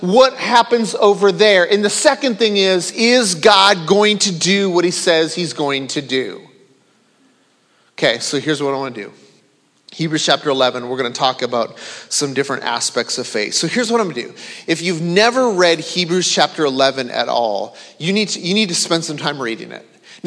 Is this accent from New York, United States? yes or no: no; Minnesota, United States; I grew up in the state of Minnesota.